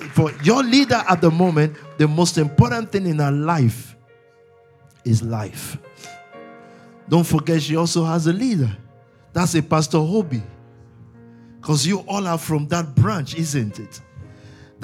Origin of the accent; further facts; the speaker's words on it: Nigeria; I was born in Nigeria